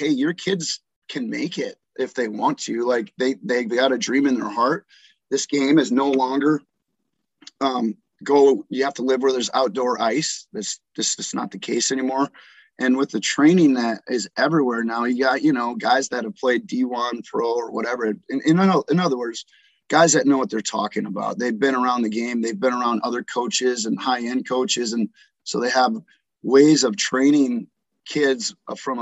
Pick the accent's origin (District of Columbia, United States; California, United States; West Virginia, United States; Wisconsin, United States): Wisconsin, United States; Green Bay; moved away as an adult; now in Tulsa, United States; I grew up in Green Bay, Wisconsin